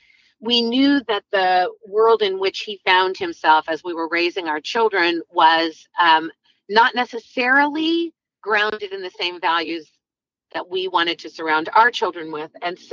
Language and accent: English; Wichita, Kansas, United States; I was born in Wichita, Kansas.